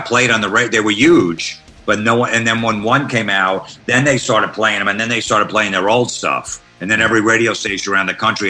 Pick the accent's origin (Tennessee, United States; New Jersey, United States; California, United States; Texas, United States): New Jersey, United States; Old Bridge; So I grew up in Old Bridge, New Jersey.